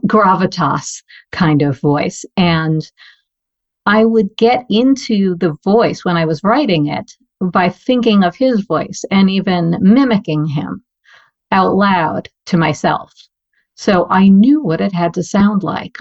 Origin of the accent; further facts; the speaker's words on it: New York City, New York, United States; growing up in New York City